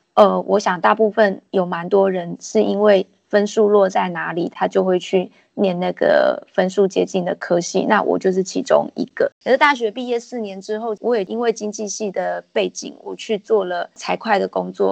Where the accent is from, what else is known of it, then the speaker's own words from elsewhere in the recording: Puli, Nantou County, Taiwan; moved away as an adult; also born or lived in Taipei / London, United Kingdom; now in Fenglin, Taiwan; 因为我先生家在凤岭，然后我的家乡在埔里，我们都在台北工作